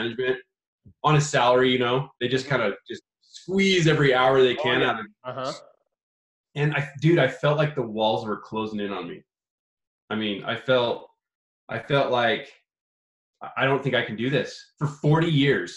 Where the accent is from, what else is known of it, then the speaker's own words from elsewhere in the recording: Idaho, United States; also born or lived in California; we're from Idaho, right? We're like podunk Idaho, potato fields. There's not a lot of opportunity here.